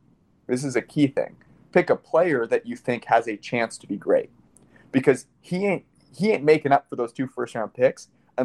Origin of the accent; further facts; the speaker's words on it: Menlo Park, California, United States; I'm a Niners fan. I grew up in Menlo Park.